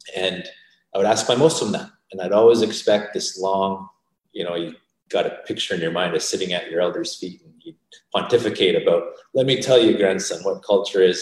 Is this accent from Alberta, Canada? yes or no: yes; Calgary and St. Albert, Alberta, Canada; also born or lived in Vancouver, British Columbia; we grew up in Calgary and in St. Albert